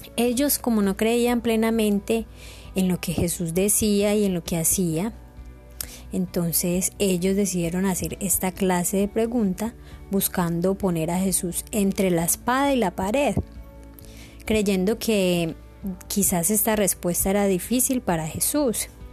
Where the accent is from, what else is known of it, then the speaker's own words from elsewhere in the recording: Colombia; tenemos como colombianos